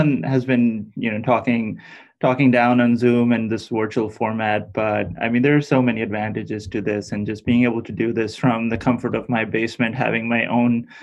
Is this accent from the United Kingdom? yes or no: no; Pakistan; moved away as an adult; now in United States; my home country of Pakistan